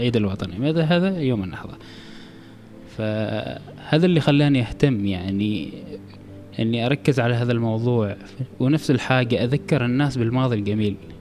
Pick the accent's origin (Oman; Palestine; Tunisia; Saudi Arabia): Oman; كوني عماني